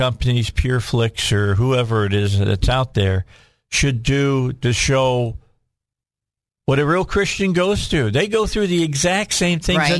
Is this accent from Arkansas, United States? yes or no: yes; Cabot, Arkansas, United States; I'm from Cabot